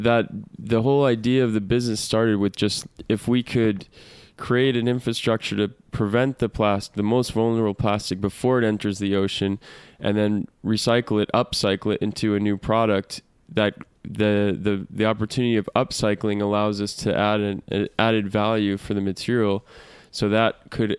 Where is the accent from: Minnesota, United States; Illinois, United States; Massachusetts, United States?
Massachusetts, United States; moved away as an adult; also born or lived in Australia / Chile; So I'm originally from Massachusetts